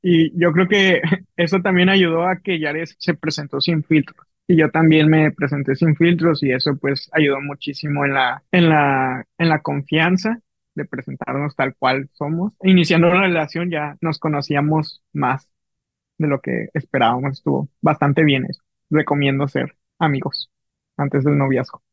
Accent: Mexico City, Mexico; moved away as an adult; also born or lived in Veracruz; now in Ciudad Obregón, Mexico; Soy chilango, yo soy chilango

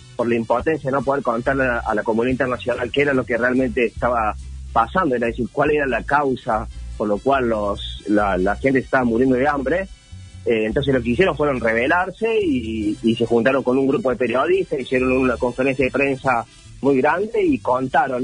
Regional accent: Córdoba, Argentina; now in Buenos Aires, Argentina; soy cordobés, pero vivo acá en Capital Federal, en pleno centro, eh, en Barrio Monserrat

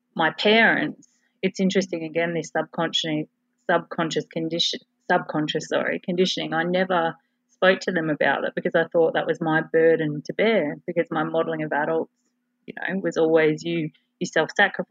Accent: Adelaide, South Australia, Australia; So I was born in Adelaide, South Australia, into a very regimented, and what I now realise is a pattern of self-sacrifice family

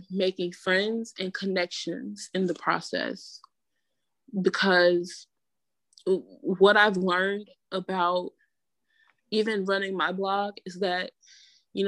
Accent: Atlanta, Georgia, United States; moved away as an adult; also born or lived in Raleigh-Durham area, North Carolina; now in Raleigh/Durham area, United States; I'm from Atlanta

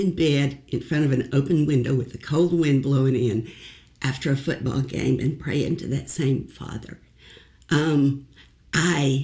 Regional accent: Hot Springs, Arkansas, United States; moved away as an adult; also born or lived in Arkadelphia, Arkansas / Washington, D.C.; I was born in Hot Springs, Arkansas

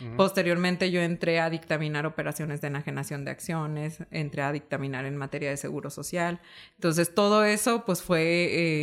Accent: Uruapan, Michoacán, Mexico; moved away as an adult; also born or lived in Morelia, Mexico; now in Chihuahua, Mexico; yo soy originaria de la ciudad de Uruapan, Michoacán, que es la capital mundial del aguacate

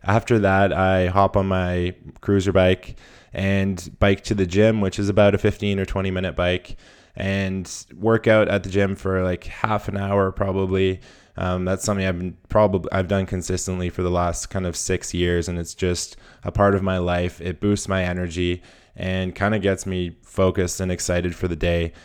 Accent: Whistler, British Columbia, Canada; my hometown in Whistler

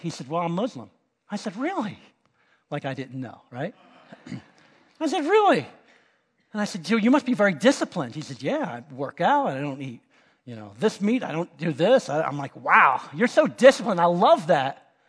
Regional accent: Miami, Florida, United States; we're from Miami

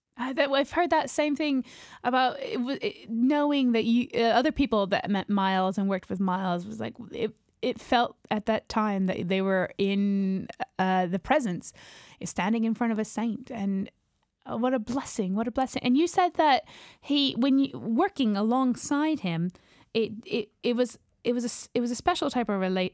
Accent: New York, United States; moved away; also born or lived in Georgia; I am from America. Yeah, from New York and then Georgia.

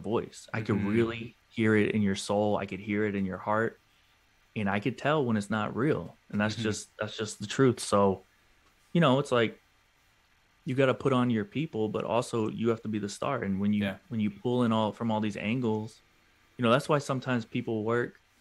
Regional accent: St. Louis, Missouri, United States; also born or lived in Atlanta; now in New York, United States; I'm from St. Louis and I'm in New York and all this stuff, and I lived in Atlanta for a little bit

